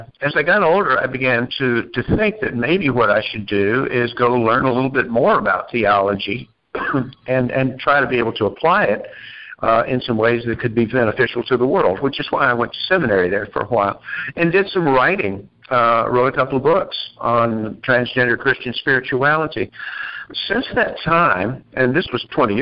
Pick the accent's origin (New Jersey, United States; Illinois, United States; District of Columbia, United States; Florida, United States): Florida, United States; Orlando; moved away as an adult; also born or lived in Asheville, North Carolina / Apple Valley, Minnesota; now in Chicago, United States; I was born in Asheville, North Carolina, and grew up in Orlando, Florida, actually, but moved to Minneapolis in my 20s and lived there for a long time before I moved to Chicago